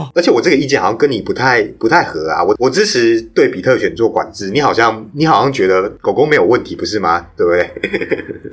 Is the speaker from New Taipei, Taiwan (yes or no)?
yes; New Taipei, Taiwan; 我不是台北人，我是新北人